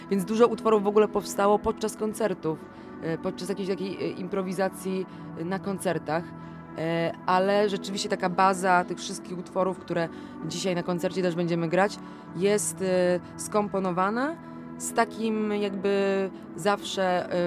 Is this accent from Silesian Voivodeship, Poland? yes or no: no; Gniezno, Greater Poland, Poland; jesteśmy z Gniezna, żyjemy w Gnieźnie, mieszkamy w bloku na samej górze